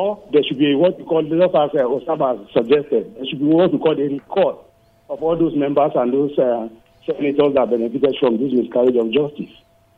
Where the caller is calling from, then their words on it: Rayfield, Plateau, Nigeria; I'm calling from Rayfield.